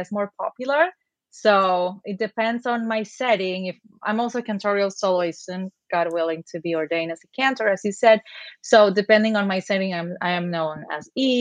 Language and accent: English; Buenos Aires, Argentina; moved away as an adult; now in Miami, United States; So I grew up in Buenos Aires in Argentina, and I moved to the States about 10 years ago here to sunny Miami